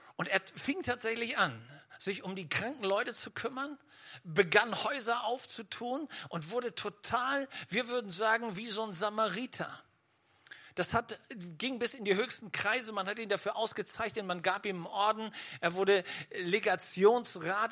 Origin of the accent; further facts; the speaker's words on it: Schleswig-Holstein, Germany; ich komme ja aus Schleswig-Holstein